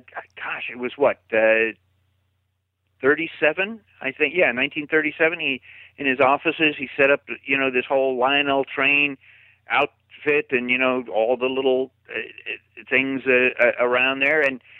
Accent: Glendale, California, United States; I grew up in Glendale, California, so I got to go to Travel Town as a kid

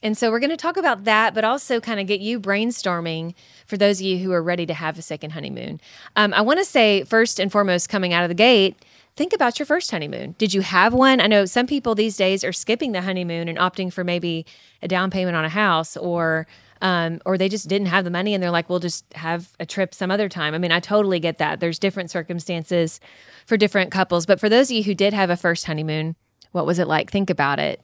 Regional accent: Kentucky, United States

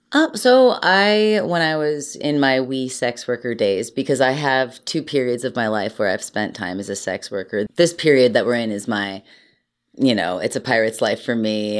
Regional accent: Cleveland, Ohio, United States; I'm from Cleveland

